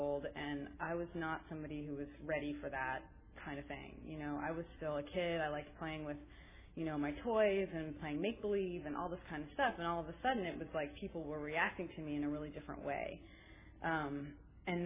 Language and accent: English; Berkeley, California, United States; I grew up around here. I grew up in Berkeley